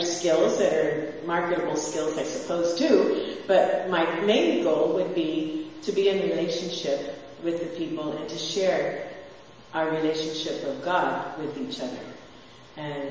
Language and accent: English; San Diego, California, United States; moved away as an adult; also born or lived in Victorville, California / Mexico; I was raised in San Diego. I was born in Victorville, California, out in the desert, and on the Air Force Base